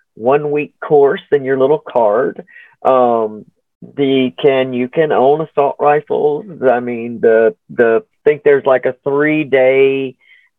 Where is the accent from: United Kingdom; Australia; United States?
United States; Alabama; my home state is Alabama. So I'm South through and through.